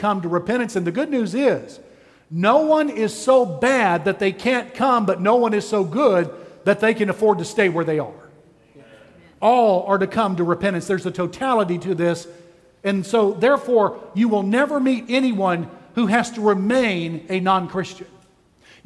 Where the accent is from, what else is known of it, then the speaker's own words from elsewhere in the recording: Texas, United States; I'm from Texas